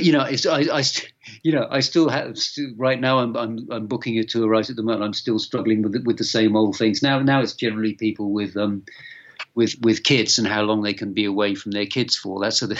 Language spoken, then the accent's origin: English; Yeovil, South West England, United Kingdom; I grew up in Yeovil, you know, a small town